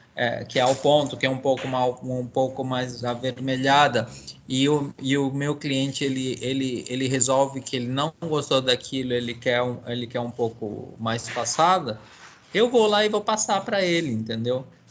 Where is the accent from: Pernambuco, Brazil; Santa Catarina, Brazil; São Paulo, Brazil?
São Paulo, Brazil; also born or lived in Bolivia; eu sou um imigrante boliviano criado em São Paulo, no Brasil